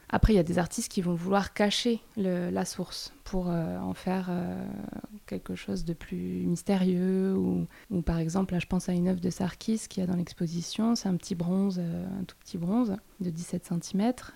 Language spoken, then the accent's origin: French; Toulouse, Occitania, France; je viens de Toulouse